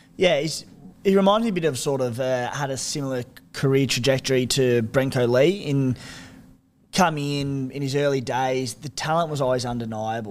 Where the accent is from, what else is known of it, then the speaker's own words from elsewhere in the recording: Canberra, Australian Capital Territory, Australia; Us scrappers from the nation's capital